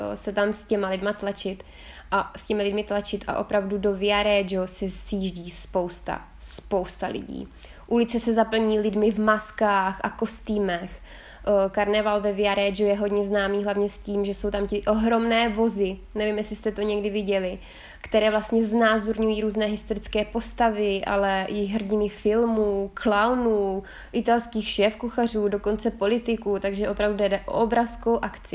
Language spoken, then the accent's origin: Czech; Czechia; now in Figline Valdarno, Italy